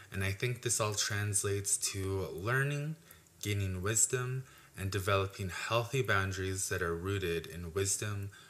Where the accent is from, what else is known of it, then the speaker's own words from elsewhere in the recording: Alberta, Canada; I'm from the Piikani First Nation, and I just graduated with a Bachelor of Arts